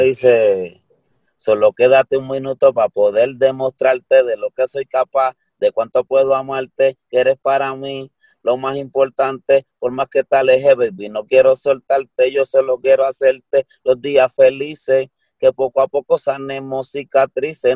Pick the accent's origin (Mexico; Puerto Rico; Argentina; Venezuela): Puerto Rico; nosotros somos puertorriqueños